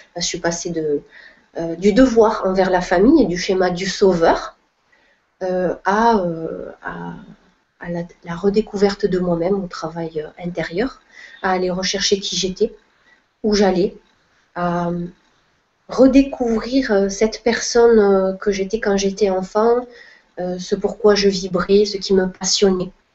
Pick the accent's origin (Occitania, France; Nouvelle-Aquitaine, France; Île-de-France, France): Occitania, France; Perpignan; moved away; also born or lived in Montpellier / Spain; je suis originaire du sud de la France, donc Perpignan